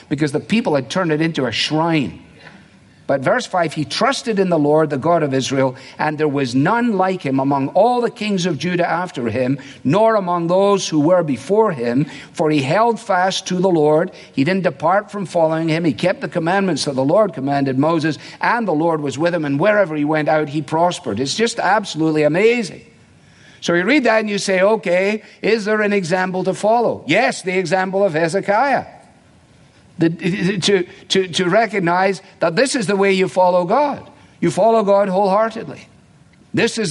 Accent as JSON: {"language": "English", "region": "Scotland", "country": "United Kingdom", "tie": "born or raised there", "also_born_or_lived": "England", "moved": "yes", "said": "when I grew up in Scotland, and in England for that matter"}